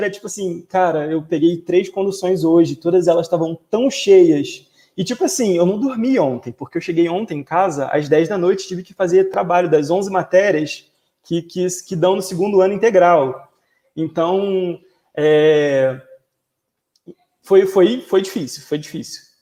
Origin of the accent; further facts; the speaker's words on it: Rio de Janeiro, Brazil; eu nasci e fui criado ali em Campo Grande, que é lá quase no limite da cidade